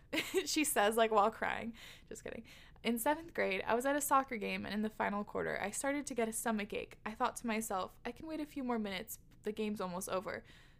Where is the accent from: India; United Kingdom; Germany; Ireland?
United Kingdom; England; By the way, I'm from England in the countryside, and it's completely normal to start drinking young because there's nothing else to do.